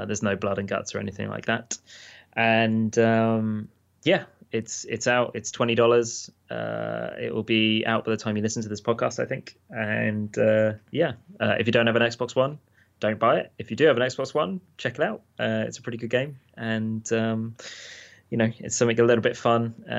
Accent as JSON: {"language": "English", "country": "United Kingdom", "said": "There's something about being a British dude. You just turn red and then you go white."}